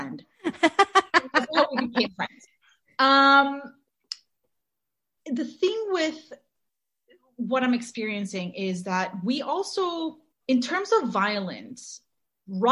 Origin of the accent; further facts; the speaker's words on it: Mexico City, Mexico; moved away; we grew up in Mexico, and we weren't growing up in Mexico in like the nicest times Mexico City has ever seen